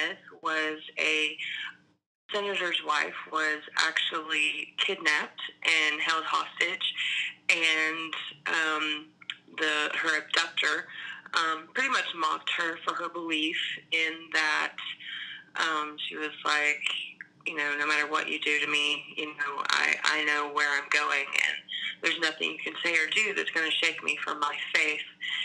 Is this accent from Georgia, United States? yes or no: yes; Atlanta, Georgia, United States; moved away as an adult; also born or lived in Alabama; I grew up in Atlanta